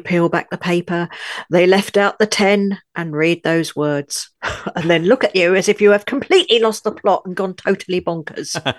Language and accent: English; London, United Kingdom; also born or lived in northern France; now in France; though I was born in London, U K, I now live in a tiny village in the far north of France